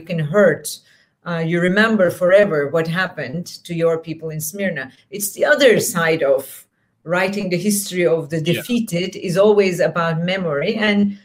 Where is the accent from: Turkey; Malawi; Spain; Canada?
Turkey; Istanbul; first language Turkish; English is a second language; moved away; also born or lived in Portland; I grew up in Istanbul in Turkey, and I went to school in Turkey